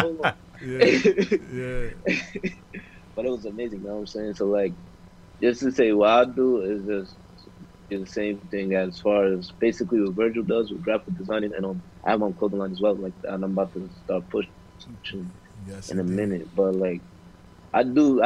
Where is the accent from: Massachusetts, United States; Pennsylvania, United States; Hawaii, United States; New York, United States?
New York, United States; I'm from New York too.